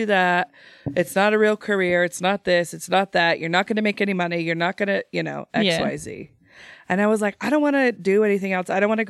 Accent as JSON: {"language": "English", "region": "Idaho", "country": "United States", "tie": "born or raised there", "said": "I born and raised in Idaho"}